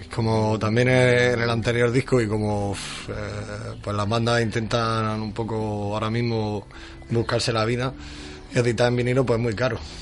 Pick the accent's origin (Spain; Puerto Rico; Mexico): Spain; Almería, Andalusia; somos almerienses